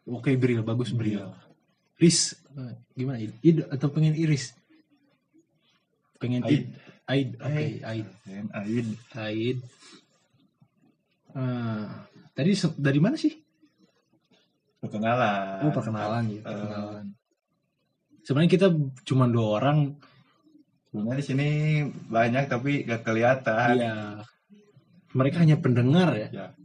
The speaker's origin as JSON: {"language": "Indonesian", "town": "Bandung", "region": "West Java", "country": "Indonesia", "said": "Kita perkenalan dulu kita dari Kota Kembang ya, guys. Parahyangan. Dari kita dari Parahyangan."}